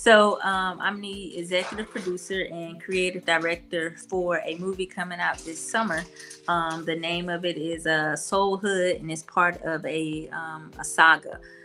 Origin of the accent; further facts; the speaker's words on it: Mobile, Alabama, United States; I'm from Mobile